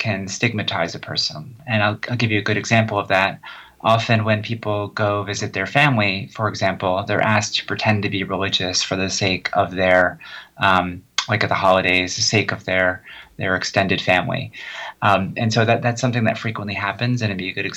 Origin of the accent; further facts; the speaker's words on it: New Jersey, United States; I grew up in New Jersey where no one really cared